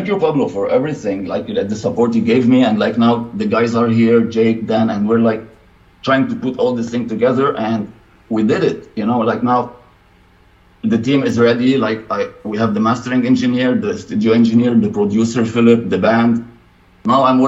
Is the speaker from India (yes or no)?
no; Lebanon; moved away as an adult; now in United States; I was living in my home country, Lebanon, and I moved to the States 3 years ago.